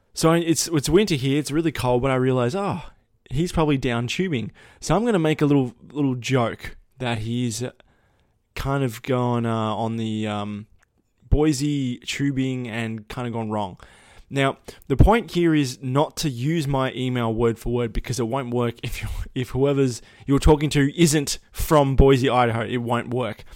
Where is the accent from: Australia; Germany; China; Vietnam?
Australia; I was Australian